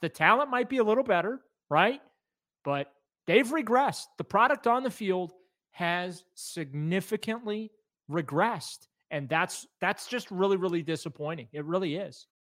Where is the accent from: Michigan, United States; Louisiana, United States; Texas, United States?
Louisiana, United States; New Orleans; I was born in New Orleans